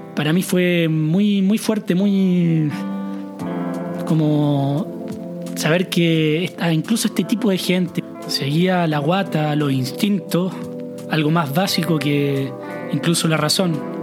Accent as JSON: {"language": "Spanish", "country": "Chile", "moved": "yes", "said": "nosotros, como chilenos"}